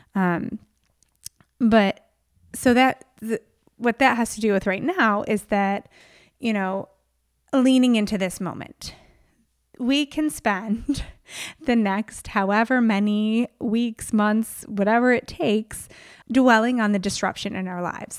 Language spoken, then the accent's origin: English; New York, United States; now in California, United States; I grew up in New York